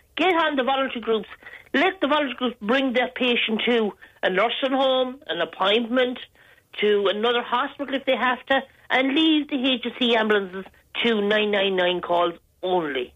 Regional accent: Galway, Connacht, Ireland; moved away; I'm originally from Galway

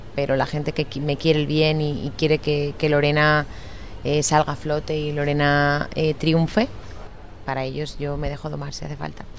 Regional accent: Lleida, Catalonia, Spain; also born or lived in Miami; yo nací en Lleida

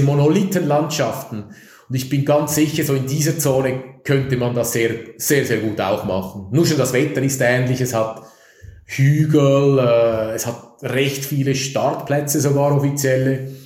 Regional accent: Zürich, Switzerland; Ich bin Zürcher. Ich komme aus der Stadt Zürich

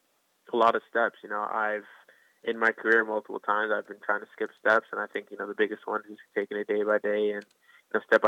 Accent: Alexandria, Virginia, United States; I'm from Alexandria originally

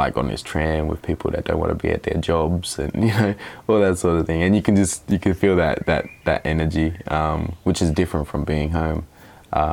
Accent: Mildura, Victoria, Australia; moved away as an adult; also born or lived in Nowra, New South Wales; now in Melbourne, Australia; I grew up in Mildura

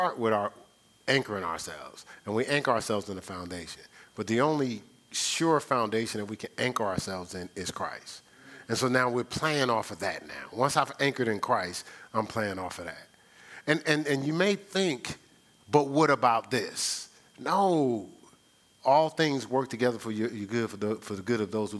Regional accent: New Jersey, United States; also born or lived in New York; I'm from New Jersey, so I spent a lot of time in New York City

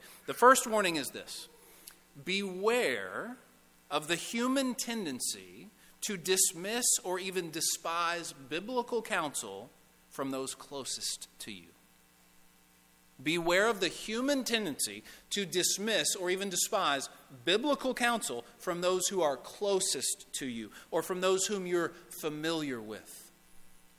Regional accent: Owensboro, Kentucky, United States; moved away as an adult; also born or lived in Lexington; I'm from Owensboro. I received this call to be the youth minister at the church where I grew up.

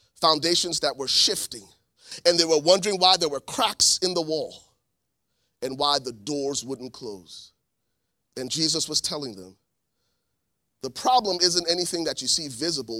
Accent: Liberia; moved away; also born or lived in New Jersey, United States / Columbus, Ohio, United States; I'm originally from Liberia, West Africa. My family was granted political asylum in nineteen ninety-three.

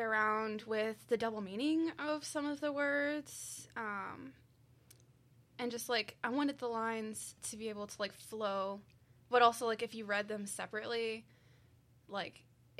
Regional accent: Oakville, Missouri, United States; also born or lived in Mascoutah / Scott; I'm from this general area. I'm from Oakville, but I've lived in Muscoota and Scott, so I've always been in this general area.

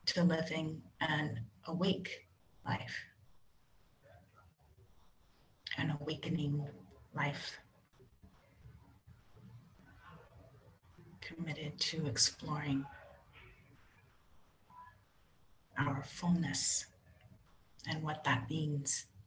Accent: San Francisco, California, United States; I grew up in Catholic community, actually here in San Francisco

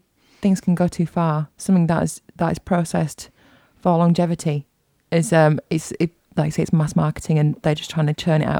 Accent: England, United Kingdom; I'm English.

